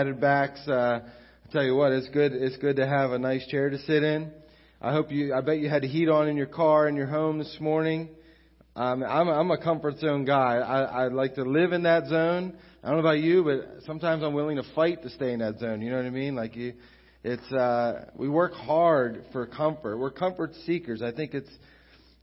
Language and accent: English; United States; moved away as an adult; also born or lived in Beaver Falls; now in Newcastle; I grew up here at Crossroads since I was like 7 years old when we moved from Beaver Falls down here